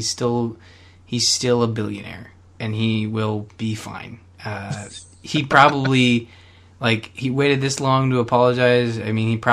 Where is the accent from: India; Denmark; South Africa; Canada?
Canada; I'm Canadian